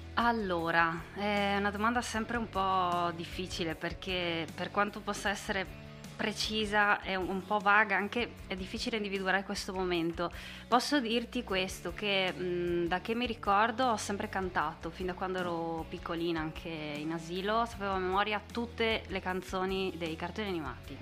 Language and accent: Italian; San Giorgio della Richinvelda, Friuli-Venezia Giulia, Italy; also born or lived in Domanins; sono di Aurava, mm. che è un paesino nel comune di San Giorgio della Richinvelda